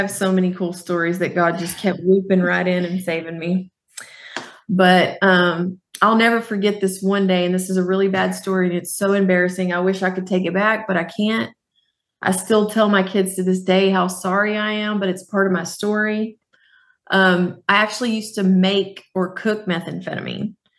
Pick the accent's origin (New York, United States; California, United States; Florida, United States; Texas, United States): Texas, United States; Fort Worth; I grew up in Fort Worth, Texas.